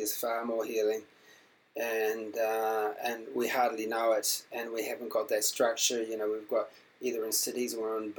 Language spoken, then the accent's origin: English; New Zealand; when I was growing up in New Zealand